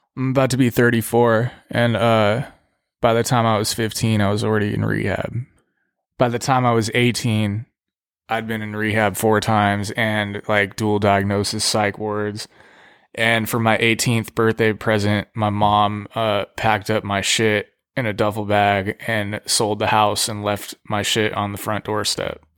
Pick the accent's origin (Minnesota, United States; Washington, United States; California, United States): California, United States; Pasadena; also born or lived in Los Angeles; I'm from Los Angeles, California, raised in Pasadena